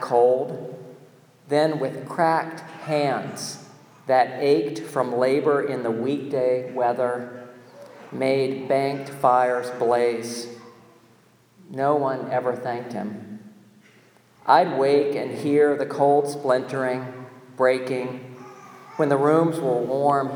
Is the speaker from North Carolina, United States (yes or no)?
yes; North Carolina, United States; my home state, North Carolina